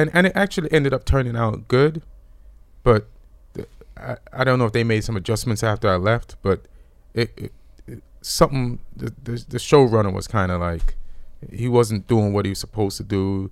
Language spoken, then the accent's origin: English; Jamaica; born or raised there; moved away; also born or lived in England